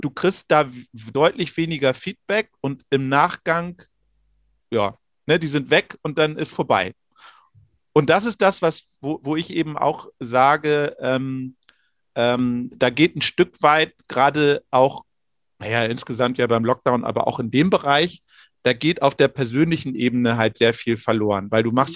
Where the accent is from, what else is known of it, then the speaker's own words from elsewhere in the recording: Rellingen, Schleswig-Holstein, Germany; aus Relling im Kreis Pinneberg bei Hamburg